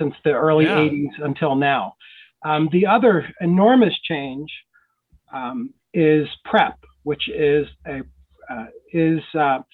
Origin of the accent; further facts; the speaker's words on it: Philadelphia, Pennsylvania, United States; moved away as an adult; also born or lived in New York City; I grew up on the East Coast, grew up in Philadelphia, lived in New York City most of my adult life